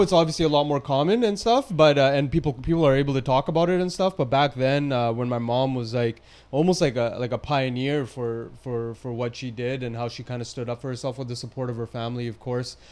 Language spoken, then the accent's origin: English; Surrey, British Columbia, Canada; I'm born and raised from Surrey. You know, I was I was born at Surrey Memorial Hospital, went to school, and lived my whole life in Surrey